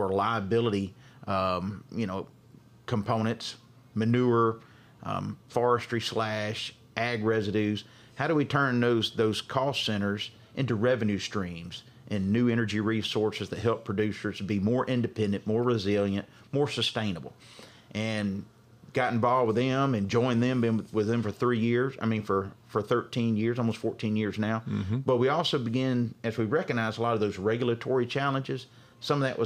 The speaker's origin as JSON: {"language": "English", "town": "Carthage", "region": "Mississippi", "country": "United States", "tie": "born or raised there", "lives_now": "Jackson, United States", "said": "I'm originally from Carthage, Mississippi. Graduated from there"}